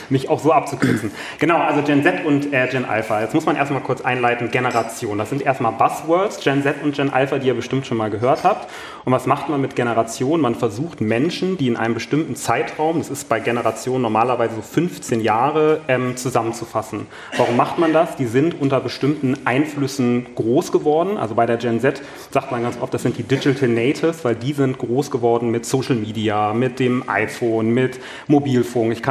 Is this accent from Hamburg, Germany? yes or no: yes; Hamburg, Germany; moin, ich komme aus Hamburg, da wo der SAP auch ist.